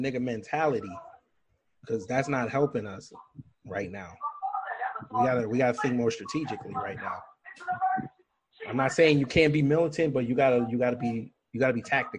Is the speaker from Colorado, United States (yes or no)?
no; New York, United States; born or raised there